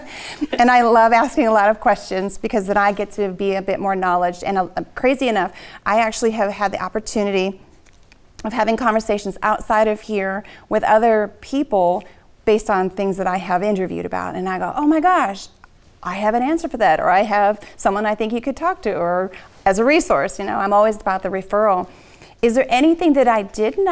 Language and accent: English; Wisconsin, United States; moved away; I was from Wisconsin